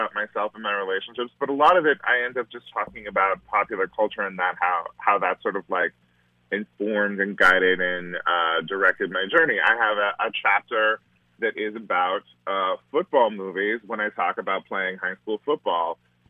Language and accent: English; Yuba City, California, United States; It was extremely hot. It was extremely hot and very dusty, and there were lots of prunes and almonds around.